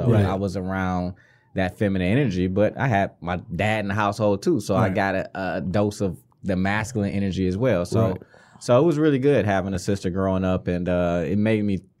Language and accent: English; Detroit, Michigan, United States; Because I grew up in a very tight-knit community.